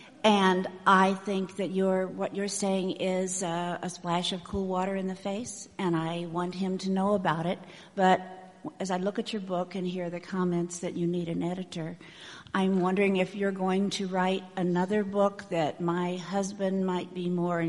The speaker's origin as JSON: {"language": "English", "town": "St. Louis", "region": "Missouri", "country": "United States", "lives_now": "Carterville, United States", "said": "I'm formerly from St. Louis and currently from Carterville, Illinois, which is down by Carbondale."}